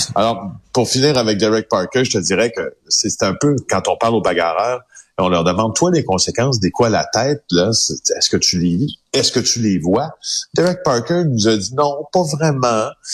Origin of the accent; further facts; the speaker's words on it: the regions of Quebec, Canada; je viens des régions du Québec